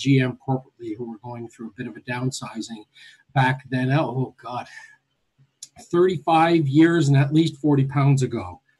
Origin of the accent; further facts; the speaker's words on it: Niagara, Ontario, Canada; I'm a native Niagaran. And growing up in Niagara, Ontario, Canada, General Motors is a large influence in St. Catharines, Welland area.